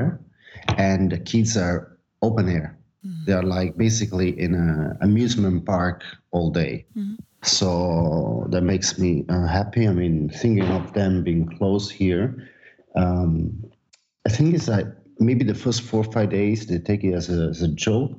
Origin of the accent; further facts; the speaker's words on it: Naples, Campania, Italy; now in Barcelona, Spain; I'm from Napoli